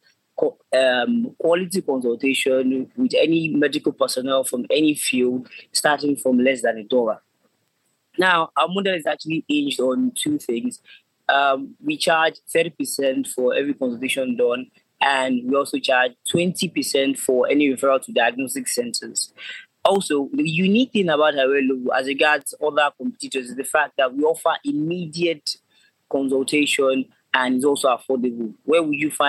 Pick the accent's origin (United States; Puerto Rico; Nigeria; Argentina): Nigeria; I'm from Nigeria.